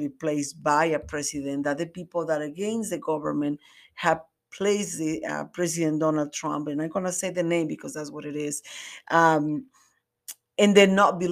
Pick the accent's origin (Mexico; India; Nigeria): Mexico; moved away as an adult; now in United States; I was born and raised in Mexico, and I came to the States until I was like 22.